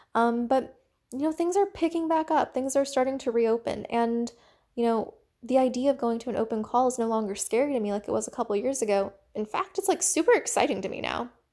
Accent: United States; I am Asian American

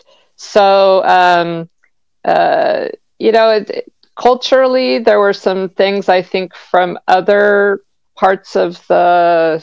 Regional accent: Southern California, United States; also born or lived in Long Beach; growing up in Southern California

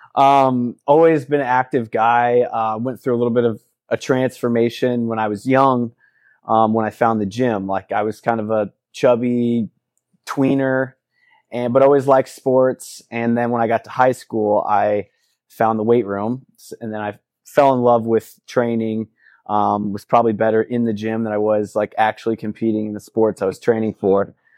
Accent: Midwest, United States; moved away as an adult; also born or lived in Fort Myers, Florida / Kansas / Missouri; now in Sarasota, United States; moved when I was, uh, up to the Midwest when I was six to Missouri. and, uh, stayed in the Midwest, Missouri, and Kansas both until I was thirty

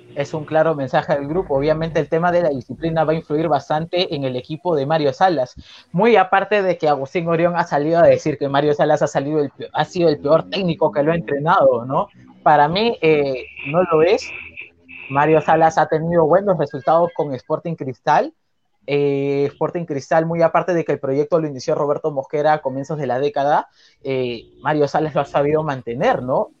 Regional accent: Callao, Peru; por ser del Callao, porque mis abuelos son del Callao

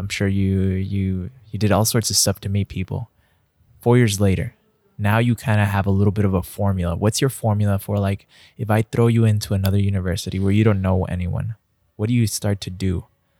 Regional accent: El Paso, Texas, United States; growing up in El Paso, it's like 90% Hispanic, 90% Latino.

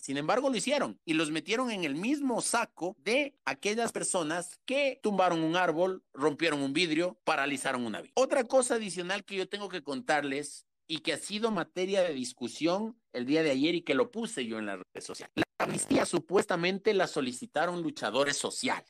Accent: Quito, Pichincha, Ecuador; Esos somos los quiteños de bien

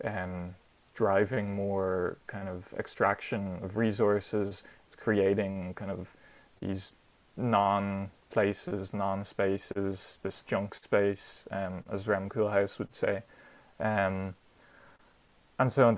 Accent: Dublin, Leinster, Ireland; also born or lived in Netherlands; growing up in Dublin myself

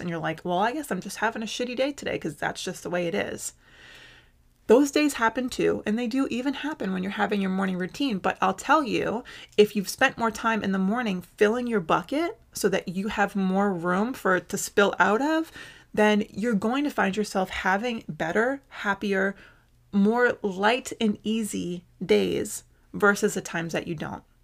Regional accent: United States; I must have a donut to do my duty as an American

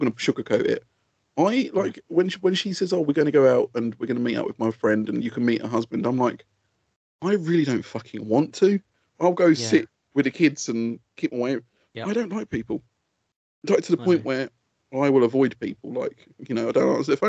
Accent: Essex, East of England, United Kingdom; I'm from Essex.

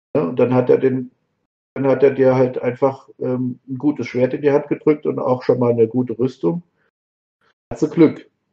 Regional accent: Marburg, Hesse, Germany; ich bin ja aus Marburg

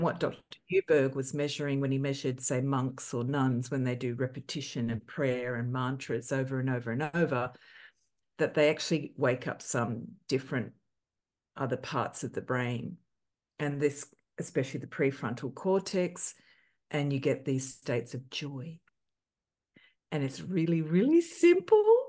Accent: Australia; growing up in Australia, looking like

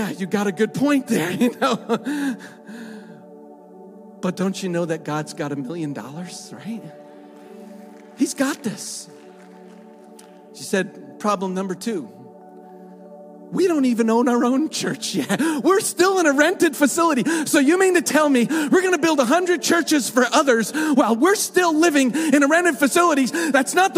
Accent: United States; moved away; being American

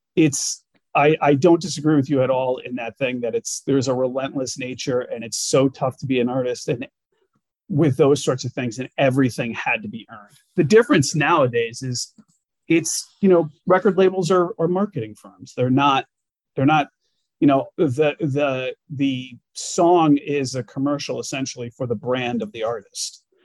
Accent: Glastonbury, Connecticut, United States; moved away as an adult; also born or lived in Hartford, Connecticut / Boston, Massachusetts / New York City, New York / upstate New York; i am a nutmegger as they call us in connecticut i grew up in glastonbury connecticut apple farm country

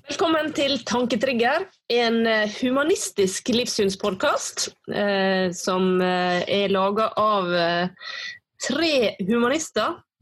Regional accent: Western Norway, Norway; also born or lived in Oslo; jeg da flytta tilbake igjen til Vestlandet, så så jeg på en helt annen måte på den naturen som var rundt meg, som jeg var vokst opp med

